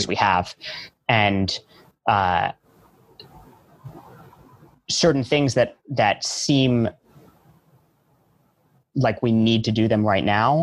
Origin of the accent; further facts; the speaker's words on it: New York, United States; I grew up in New York. I'm a New Yorker at heart. And I feel lucky that I still get to live here